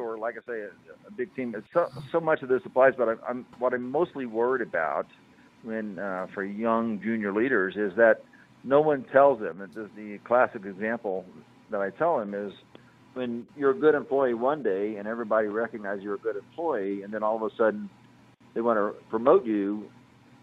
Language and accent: English; Indianapolis, Indiana, United States; We're from Indianapolis